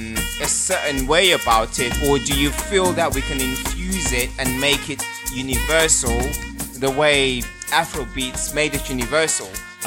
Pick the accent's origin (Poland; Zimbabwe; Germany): Zimbabwe; No, I'm Zimbabwean.